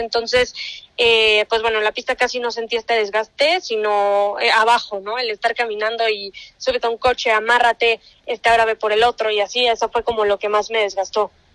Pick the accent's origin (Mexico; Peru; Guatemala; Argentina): Mexico; yo como mexicana